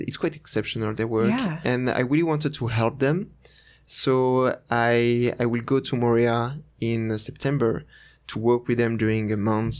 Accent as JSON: {"language": "English", "town": "Annecy", "region": "Auvergne-Rhône-Alpes", "country": "France", "said": "the name of the place is Annecy. It's nearby Geneva. Uh-huh. But in France."}